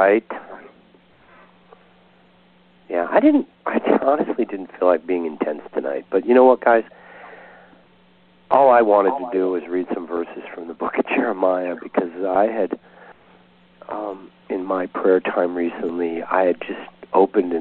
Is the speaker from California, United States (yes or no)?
yes; Southern California, United States; I'm from Southern California